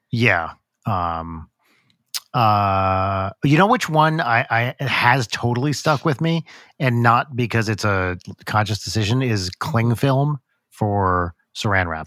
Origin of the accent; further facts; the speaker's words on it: New Jersey, United States; growing up in Jersey